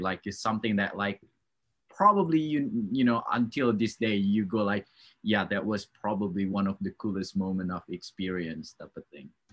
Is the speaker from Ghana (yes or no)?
no; Australia; now in Canada; i'm from australia